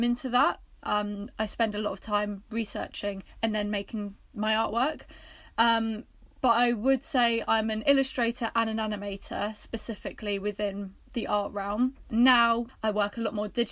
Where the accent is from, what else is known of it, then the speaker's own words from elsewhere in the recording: Worthing, South East England, United Kingdom; moved away as an adult; also born or lived in Bristol; I'm from Worthing originally